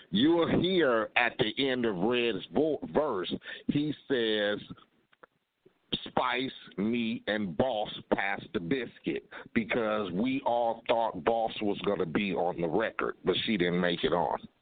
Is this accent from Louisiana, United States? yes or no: no; Compton, California, United States; I grew up in Compton